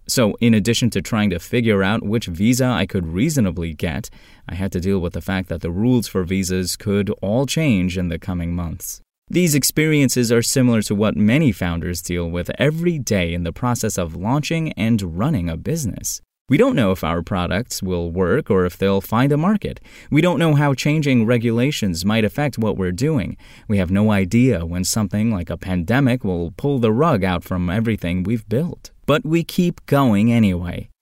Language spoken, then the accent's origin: English; Turkey; English is a second language; moved away as an adult; also born or lived in Georgia, United States / Tennessee, United States; now in United States; getting out of Turkey, my home country